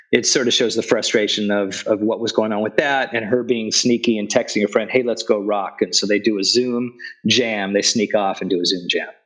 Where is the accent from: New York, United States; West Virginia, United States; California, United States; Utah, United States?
California, United States; Los Angeles; I grew up in Sun Valley, which is just north of North Hollywood